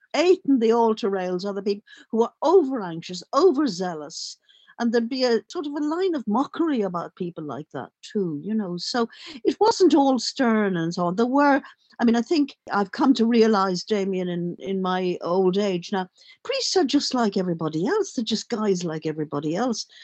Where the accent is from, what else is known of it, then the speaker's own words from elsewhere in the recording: Dublin, Leinster, Ireland; I grew up in Dublin